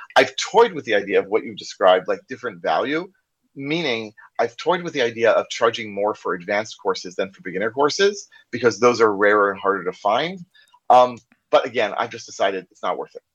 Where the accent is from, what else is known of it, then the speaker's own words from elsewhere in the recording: United States; accent: American; first language English; now in Israel; you probably can't tell from my accent, because I'm like originally from the U.S.